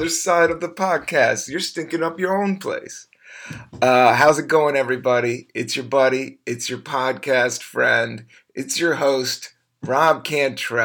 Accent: Washington, District of Columbia, United States; moved away as an adult; now in New York, United States; I grew up in the South. I grew up in D.C.

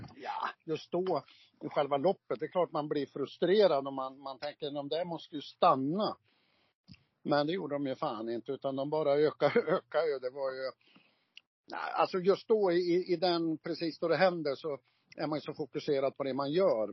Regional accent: Gävle, Gävleborg County, Sweden; Fjärde, fjärde Tvärgatan var jag född på, men det finns ju inte kvar utan heter väl Brynäsgränd nu

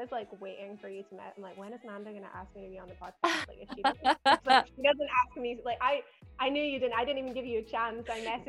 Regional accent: Glasgow, Scotland, United Kingdom; accent: Scottish; I am, as you might be able to tell from my accent, even though it's a bit dulled down, I'm originally from Glasgow in Scotland. So I'm from Outlander land.

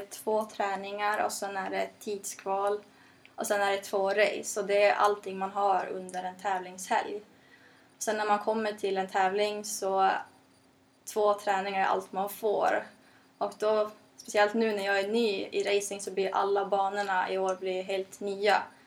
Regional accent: Norrland, Sweden; jag kommer från Norrland

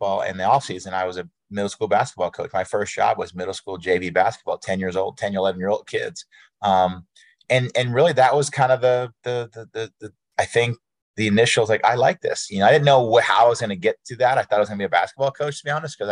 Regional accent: Jay, Maine, United States; I'm from Jay, Maine, a very small town

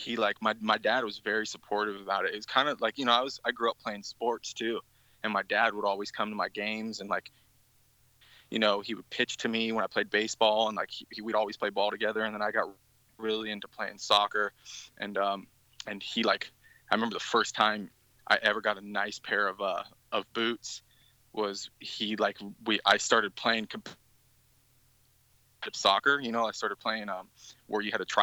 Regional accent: Bay Area, California, United States; now in St. Petersburg, United States; I'm from the Bay Area in California

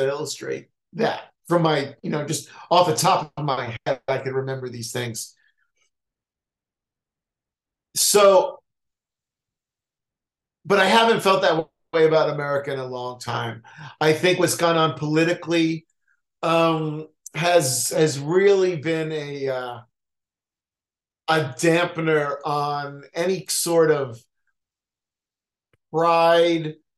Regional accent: United States; being an American

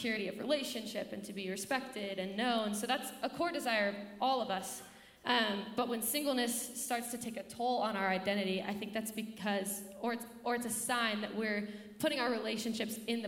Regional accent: Carson City, Nevada, United States; now in Incline Village, United States; I grew up in Carson City, Nevada, so just down the hill.

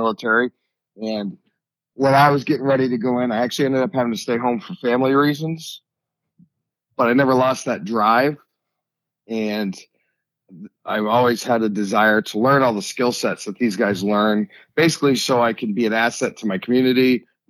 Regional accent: Sunapee, New Hampshire, United States; I'm from a small town in New Hampshire called Sunapee

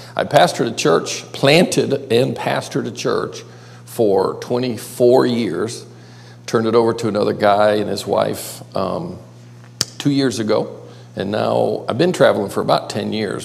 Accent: Buffalo, New York, United States; now in Myrtle Beach, United States; I grew up across the lake in Buffalo

